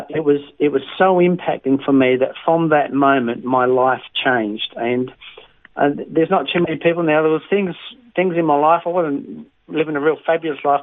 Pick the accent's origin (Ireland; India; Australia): Australia; Western Australia; moved away as an adult; also born or lived in Tamborine Mountain, Queensland; now in Queensland, Australia; I was brought up in a place called Bowser in WA